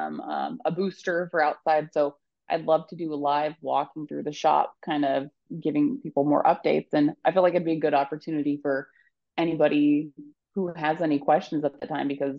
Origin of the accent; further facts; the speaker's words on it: Bonners Ferry, Idaho, United States; I grew up in Bonner's Ferry